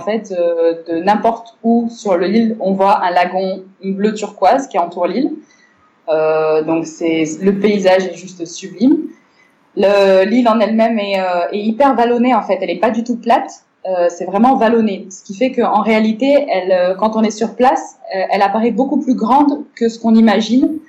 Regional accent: Morocco; moved away as an adult; also born or lived in Bordeaux, France; à la base, je suis née, j'ai grandi au Maroc. Euh, donc voilà, les 18 premières années de ma vie, c'était au Maroc.

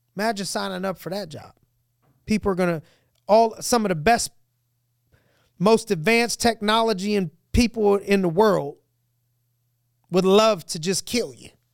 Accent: United States; We're an American.

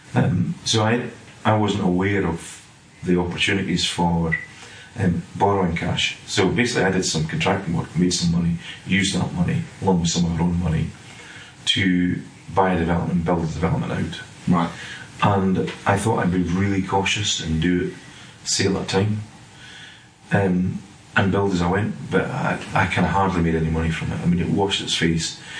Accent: Scotland, United Kingdom; moved away as an adult; now in England; You'll gather from my accent, I'm not sort of from Englandshire. I'm from up in Scotland.

